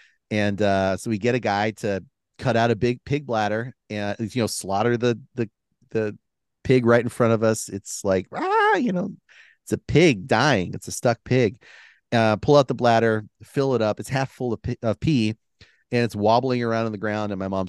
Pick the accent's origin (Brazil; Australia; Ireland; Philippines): Philippines; so growing up in the Philippines, there's a lot of cobras. There's a lot of snakes.